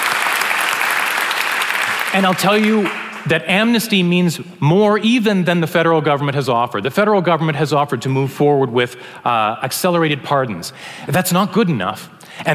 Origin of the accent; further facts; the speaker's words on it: Canada; we're Canadian.